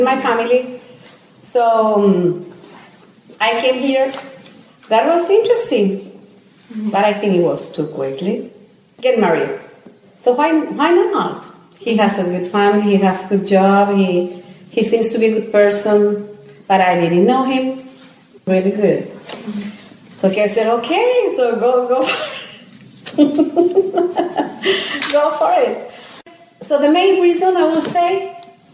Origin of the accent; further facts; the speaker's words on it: Colombia; moved away as an adult; now in United States; we are from Colombia